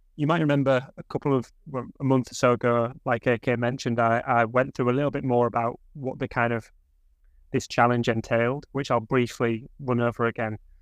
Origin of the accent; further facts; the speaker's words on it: Hull, Yorkshire and the Humber, United Kingdom; I grew up in Hull